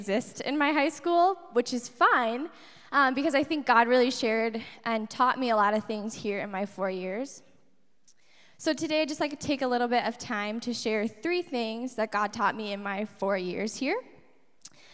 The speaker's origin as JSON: {"language": "English", "town": "Appleton", "region": "Wisconsin", "country": "United States", "also_born_or_lived": "Stevens Point, Wisconsin", "moved": "yes", "said": "I'm originally from Appleton, Wisconsin."}